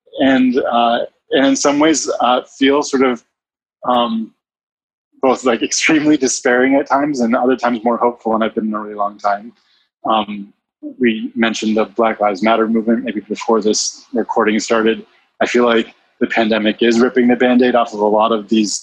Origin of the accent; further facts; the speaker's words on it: Northeast, United States; moved away as an adult; also born or lived in Mississippi; now in San Francisco, United States; I grew up mostly in the Northeast. So a lot of my family is in Connecticut and Massachusetts